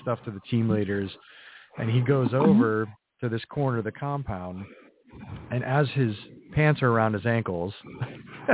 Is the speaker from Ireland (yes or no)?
no; New England, United States; I grew up in New England, in a very small New England town